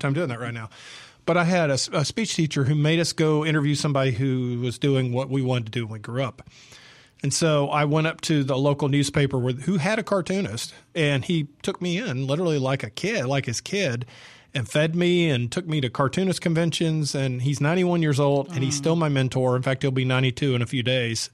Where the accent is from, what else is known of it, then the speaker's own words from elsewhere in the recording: Atlanta, Georgia, United States; moved away as an adult; also born or lived in San Diego, California / Houston, Texas; now in Jackson, Mississippi, United States; I grew up in Georgia in the seventies